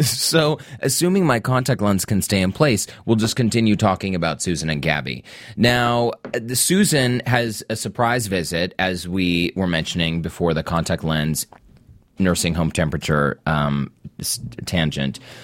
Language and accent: English; Salt Lake City, Utah, United States; I was raised in Salt Lake.